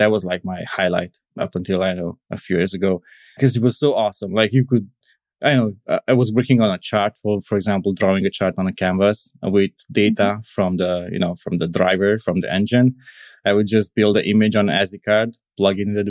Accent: Cluj-Napoca, Cluj County, Romania; I'm from Romania, from Transylvania, more specifically from the Cluj city.

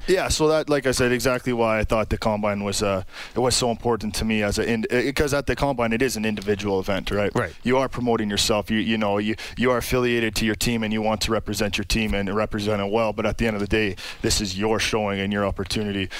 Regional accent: Sault Ste. Marie, Ontario, Canada; Sault Ste. Marie, Ontario, a little uh, northern town

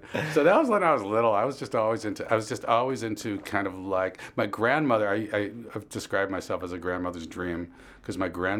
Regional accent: Chicago, Illinois, United States; I grew up in Lakeview

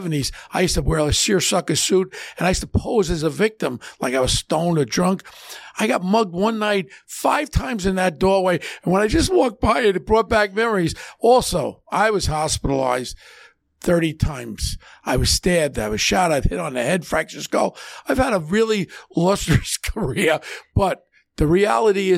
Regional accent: New York City, New York, United States; growing up in Ozone Park, I grew up with John Gotti

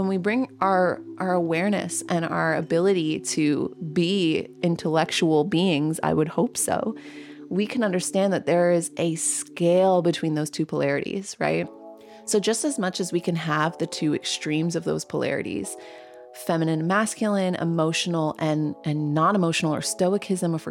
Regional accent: Canada; growing up, I've had to learn French Canadian because I am a Canadian

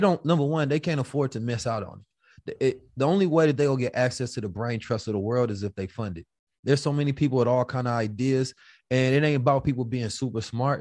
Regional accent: Oakland, California, United States; I'm from Oakland

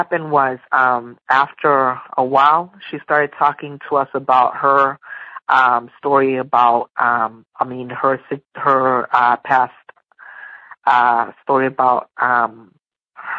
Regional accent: Massachusetts, United States; I'm from Massachusetts

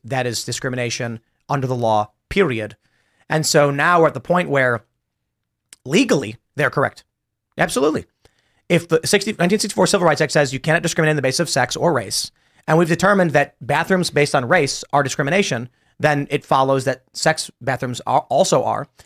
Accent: Chicago, Illinois, United States; moved away; Growing up in Chicago, we didn't have any of this

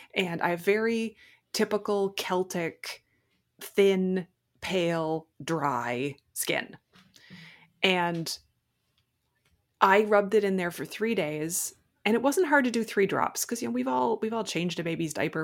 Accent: Prince Edward Island, Canada; I'm from Prince Edward Island in Canada.

